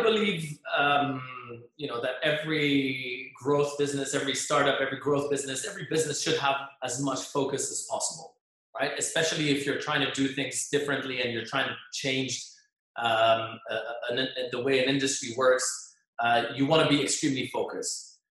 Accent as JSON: {"language": "English", "region": "Geneva", "country": "Switzerland", "moved": "as an adult", "lives_now": "Dubai, United Arab Emirates", "said": "I was in in my home country in Switzerland, in Geneva"}